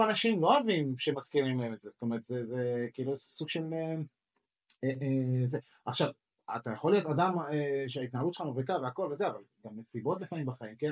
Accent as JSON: {"language": "Hebrew", "country": "Israel"}